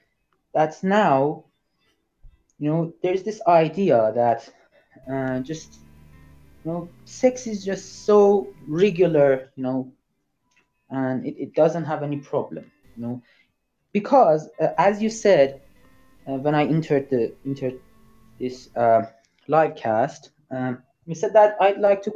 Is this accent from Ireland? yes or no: no; Iran; English is a second language; Yes, I'm Iranian.